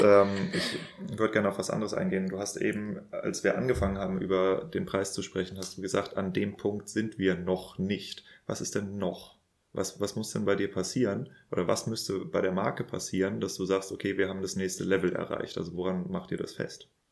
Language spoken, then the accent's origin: German; Northern Germany, Germany; moved away; ich komme ja ursprünglich aus Norddeutschland